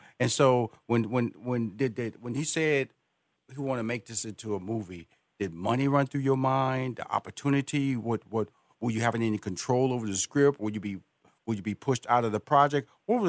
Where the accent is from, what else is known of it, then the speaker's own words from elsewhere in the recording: Houston, Texas, United States; And so, I grew up in Fifth Ward, Texas, and I grew up in Fifth Ward is kind of like, it's not as bad as Liberty, but it was pretty bad.